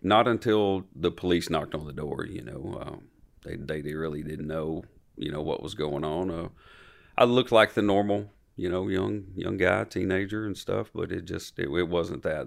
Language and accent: English; Franklin, Tennessee, United States; born or raised there